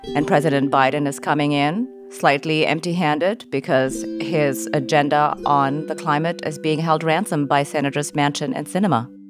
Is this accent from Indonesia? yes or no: yes; Jakarta, Indonesia; my hometown is Jakarta